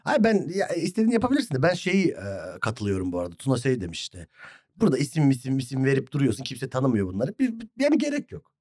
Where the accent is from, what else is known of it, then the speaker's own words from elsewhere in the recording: Hatay, Turkey; Ben Hataylıyım